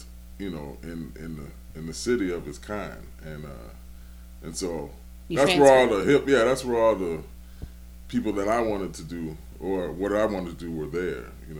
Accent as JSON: {"language": "English", "town": "Milwaukee", "region": "Wisconsin", "country": "United States", "tie": "born or raised there", "also_born_or_lived": "Georgia, United States", "moved": "as an adult", "lives_now": "New Orleans, United States", "said": "I bought my house in 2000. And, I was born in Georgia, okay? And then my family moved us up north to in the Milwaukee area."}